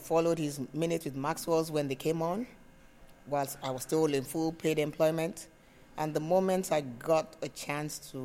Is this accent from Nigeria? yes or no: yes; Nigeria; I am from Nigeria